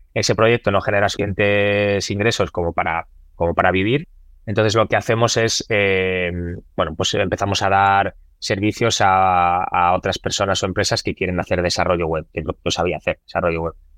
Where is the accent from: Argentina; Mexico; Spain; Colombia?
Spain; also born or lived in Lahti, Finland; lo que había vivido en, España